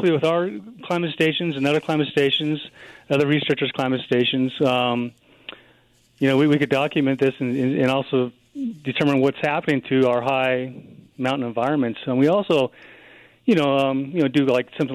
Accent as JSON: {"language": "English", "town": "Colorado Springs", "region": "Colorado", "country": "United States", "tie": "born or raised there", "said": "I was born and raised in Colorado Springs. And just living in Colorado all my life"}